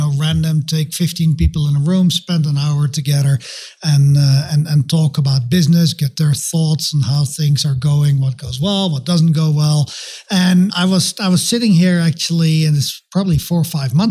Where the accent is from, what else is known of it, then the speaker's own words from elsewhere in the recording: Netherlands; moved away as an adult; also born or lived in London / Belgium / Massachusetts / Singapore; now in Denver, United States; I'm from the Netherlands originally. So that's a funny accent. It's definitely not a Denver, Colorado accent